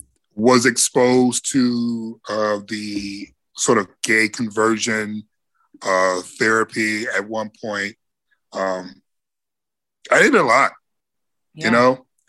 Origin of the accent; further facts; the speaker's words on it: Midwest, United States; Because we're from the Midwest.